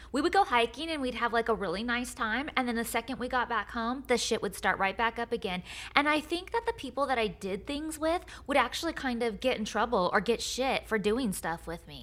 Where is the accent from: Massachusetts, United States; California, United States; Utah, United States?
California, United States; Lodi; moved away; my hometown of Lodi